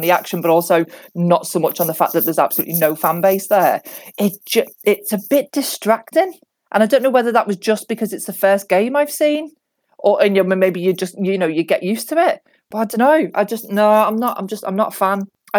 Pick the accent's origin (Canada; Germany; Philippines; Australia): Australia; now in England; I'm Aussie originally